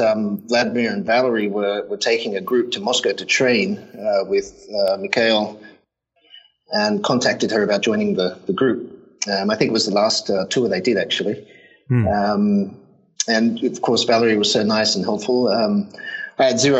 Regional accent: Brisbane, Queensland, Australia; moved away as an adult; also born or lived in London; now in Tokyo, Japan; I grew up in Australia. I'm Australian, and Brisbane most of my life. Well, maybe about half of my life.

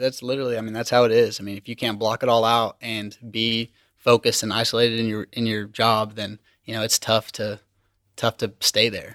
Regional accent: Liberal, Kansas, United States; moved away; I'm from Southwest Kansas, liberal Kansas

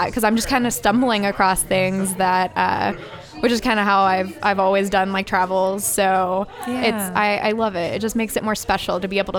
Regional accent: Denton, Texas, United States; I'm from Denton, Texas. I attend the University of North Texas there.

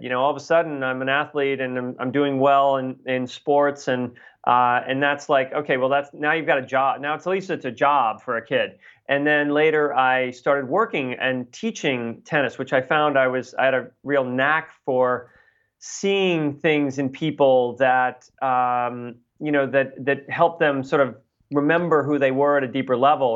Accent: Boston, Massachusetts, United States; I grew up in Boston

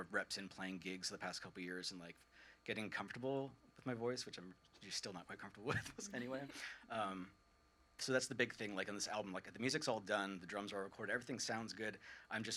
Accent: Fairfield, Vermont, United States; also born or lived in St. Albans, Vermont; I grew up in Fairfield, of all places

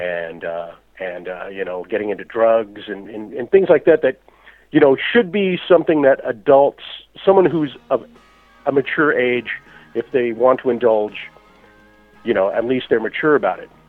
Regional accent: United States; as a child uh, growing up in the United States in in the uh, in the '60s

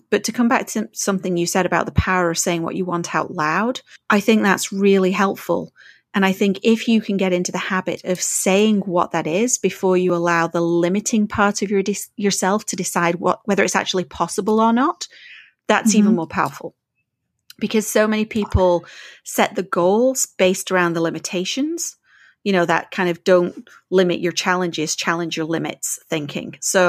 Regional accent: England, United Kingdom; now in Canada; No, because I'm so English.

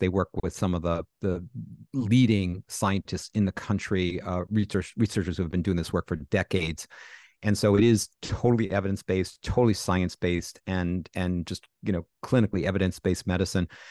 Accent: New York, United States; I'm a New Yorker

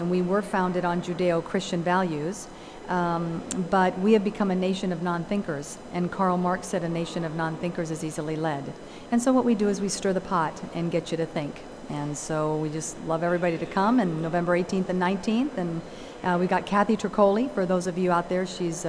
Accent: Caracas, Capital District, Venezuela; born there; moved away; because I'm not from this country. I was born in Venezuela, Caracas, Venezuela.

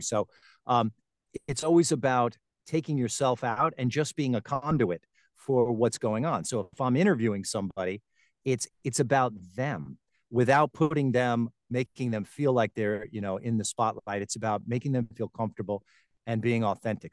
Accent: Garden City, New York, United States; moved away as an adult; also born or lived in Tampa Bay, Florida; now in Florida, United States; I was born and raised in Long Island, New York, Garden City, Long Island, to be specific

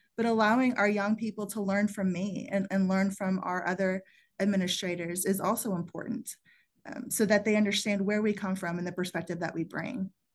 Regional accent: Plano, Texas, United States; also born or lived in San Antonio, Texas; I grew up in the Southwest side of San Antonio, which wasn't the best side of town to grow up on. And the people around me were mostly in manual labor professions. And so college wasn't really something that was known or available to me at a young age. And it wasn't till I moved to Plano, Texas, uh, when I was nine years old

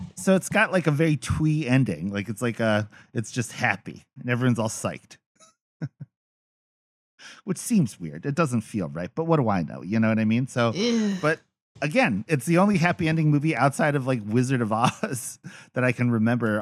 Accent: Philippines; As a Filipino man

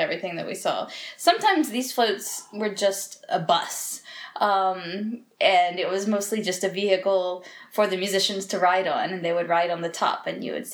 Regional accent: United States; now in Portugal; because I'm American, we celebrated Halloween when I was a little kid

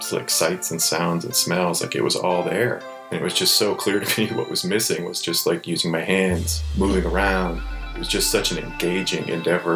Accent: Ohio, United States; I grew up in Ohio, so it was like in the heart of Amish country

